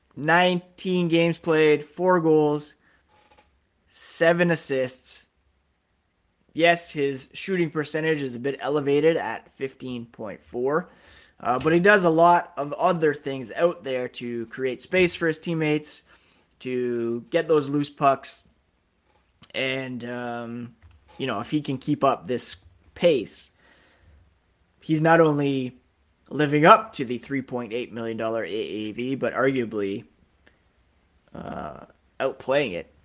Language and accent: English; Canada; being Canadian.